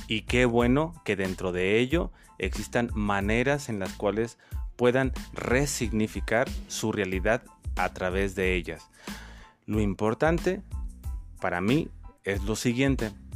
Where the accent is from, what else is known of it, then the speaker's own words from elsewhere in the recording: Dolores Hidalgo, Guanajuato, Mexico; also born or lived in Valle de Santiago; Soy originario de Valle de Santiago, pero desde mis primeros inicios de vida he existido aquí en Dolores Hidalgo.